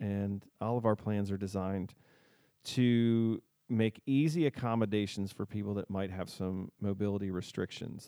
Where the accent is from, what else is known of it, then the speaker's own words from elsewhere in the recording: D.C., District of Columbia, United States; now in Southern Delaware, United States; I grew up outside of Washington, D C, and I've lived here for a while